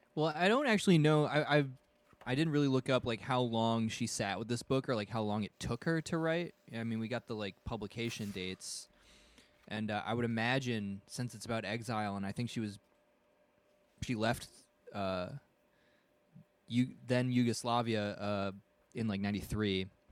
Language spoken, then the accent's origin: English; United States; as an American